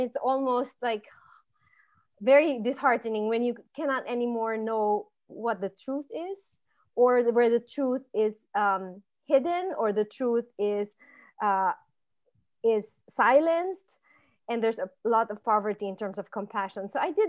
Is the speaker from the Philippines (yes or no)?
yes; Philippines; My husband's German, I'm Filipino, my kids are American, right?